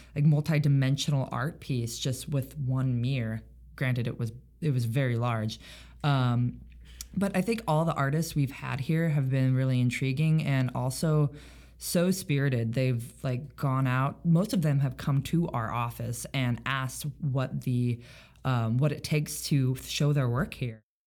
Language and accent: English; Roseburg, Oregon coast, United States; now in Seattle, United States; I grew up in Southern Oregon. I spent most of my childhood on the Oregon coast, and then most of my high school experience in uh, a town called Roseburg, Oregon